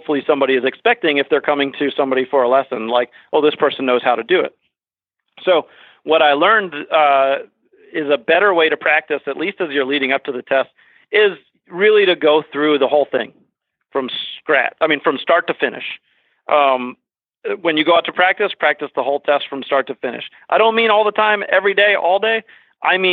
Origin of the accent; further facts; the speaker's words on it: Fairfax, Virginia, United States; moved away as an adult; also born or lived in Washington, D.C.; now in Vermont, United States; I was born and raised in the Washington, D.C. area and in Northern Virginia, Fairfax